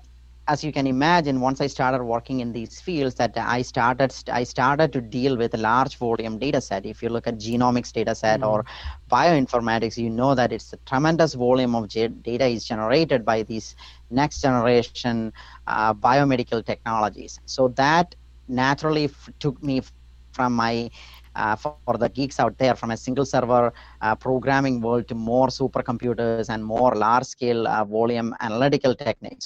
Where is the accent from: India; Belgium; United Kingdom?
India; moved away; growing up, I grew up in India